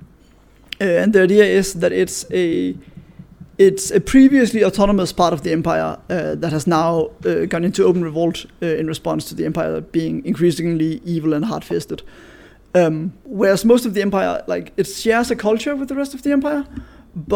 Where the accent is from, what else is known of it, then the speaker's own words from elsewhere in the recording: Denmark; I'm from Denmark